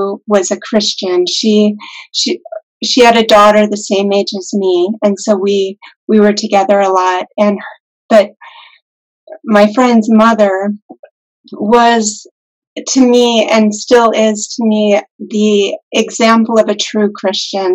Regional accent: Lake Tahoe, United States; also born or lived in Reno, Nevada / Ananda Village, California; I grew up in Lake Tahoe, not very far from here, and actually have always lived in this area

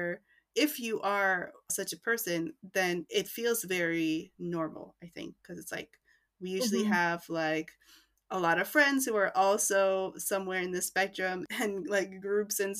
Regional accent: New York, United States; I grew up in New York, so I was out by high school

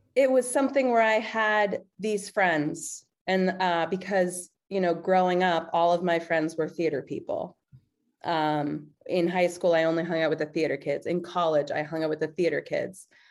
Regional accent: East Coast, United States; now in Chicago, United States; I'm from the East Coast

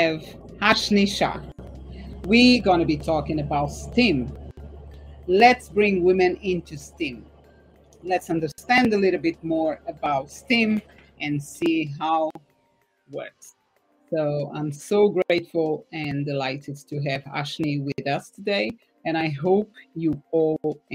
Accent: Portugal; moved away; I'm from Portugal, so my aim is to be able to spend like 6 months there, 6 months here

